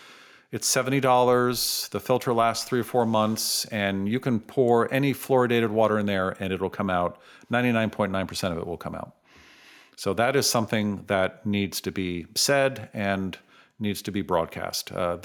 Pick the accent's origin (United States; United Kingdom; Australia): United States; San Francisco, California; I grew up in San Francisco.